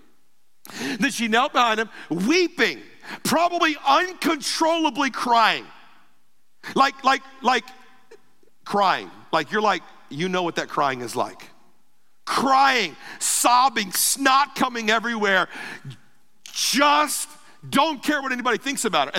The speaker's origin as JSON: {"language": "English", "town": "Ruskin", "region": "Florida", "country": "United States", "said": "I'm from Ruskin"}